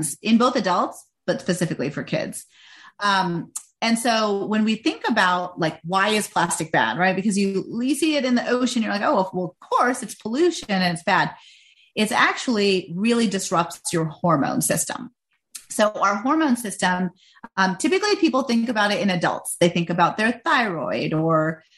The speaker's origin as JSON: {"language": "English", "country": "India", "moved": "yes", "lives_now": "United States", "said": "I'm from India"}